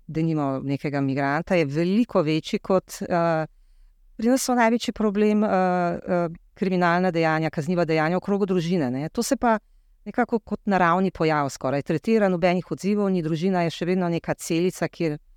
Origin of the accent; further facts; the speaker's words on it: Slovenia; Kje pa se vam zdi, da je Slovenija, da smo Slovenci tako zelo ogroženi?